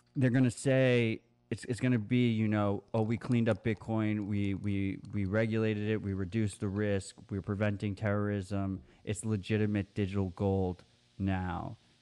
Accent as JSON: {"language": "English", "country": "United States", "said": "as an American"}